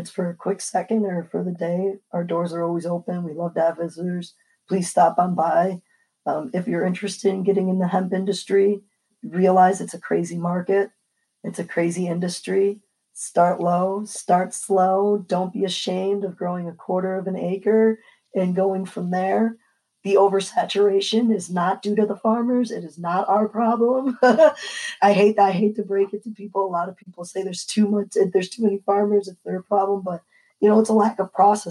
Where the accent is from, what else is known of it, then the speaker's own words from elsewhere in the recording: New York, United States; I'm blessed to grow in the state of New York. This is my home state